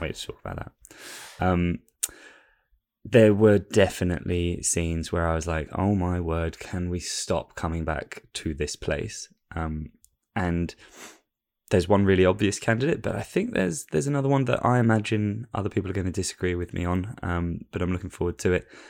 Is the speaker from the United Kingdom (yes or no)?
yes; England, United Kingdom; I'm an Englishman